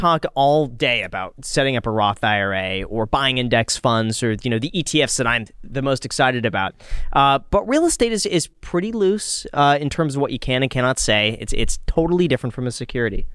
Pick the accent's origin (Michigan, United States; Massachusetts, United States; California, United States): California, United States; Los Angeles; when I grew up in Los Angeles